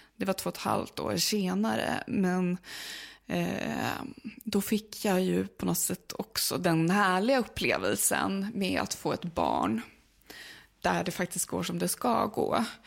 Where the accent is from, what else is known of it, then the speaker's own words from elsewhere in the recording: Uppsala, Uppsala County, Sweden; det är min hemstad